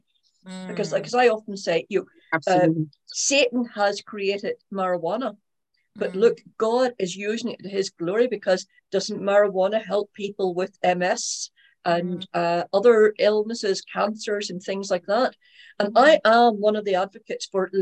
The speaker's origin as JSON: {"language": "English", "region": "Northern Ireland", "country": "United Kingdom", "tie": "born or raised there", "said": "When I was brought up in Northern Ireland"}